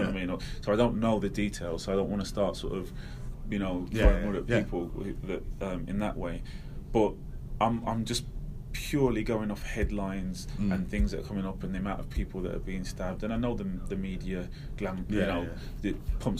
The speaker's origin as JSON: {"language": "English", "town": "Manchester", "region": "North West England", "country": "United Kingdom", "tie": "born there", "also_born_or_lived": "Derby / Wolverhampton", "said": "I was born in Manchester, sort of Withenshaw, which at the time was probably the biggest council estate in Europe. And do you know what I mean? Moved to Derby, moved to Low Hill again was a crap area."}